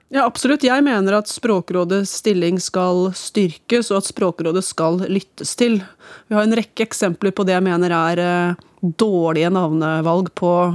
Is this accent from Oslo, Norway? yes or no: no; Hamar, Innlandet, Norway; jeg vokste opp på Vang bibliotek på Ridabu, mer eller mindre